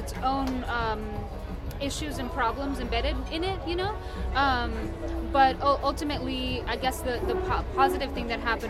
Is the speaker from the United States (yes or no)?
no; Asunción, Paraguay; I was born in Paraguay, in Asunción, Paraguay, in the early 80s